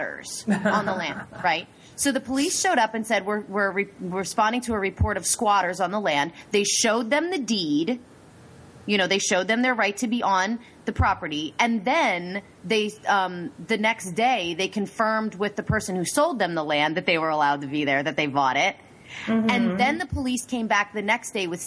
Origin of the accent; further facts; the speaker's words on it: United States; I'm a Native American. I was born in America.